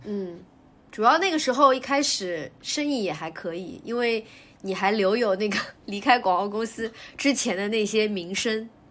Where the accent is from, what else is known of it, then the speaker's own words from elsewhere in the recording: China; also born or lived in Shanghai; 我们中国人